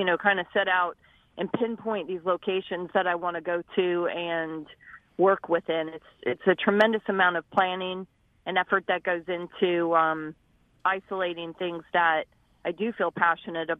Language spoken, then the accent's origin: English; Arizona, United States; growing up in Arizona in those really hot temperatures